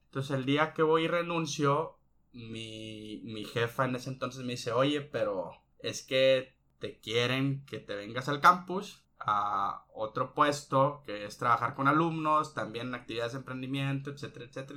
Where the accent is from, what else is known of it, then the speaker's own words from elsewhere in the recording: Ciudad Obregón, Sonora, Mexico; mi tierra natal, que es Obregón, un poquito acá al sur.